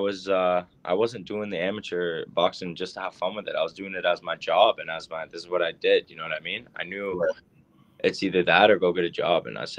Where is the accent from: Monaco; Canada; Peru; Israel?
Canada; Barrie, Ontario; my hometown, Barrie, Ontario